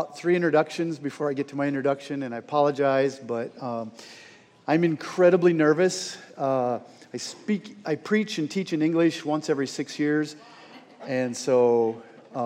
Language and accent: English; Northwest Iowa, United States; moved away as an adult; also born or lived in Estherville, Iowa; now in France; I'm from here, meaning I grew up in Northwest Iowa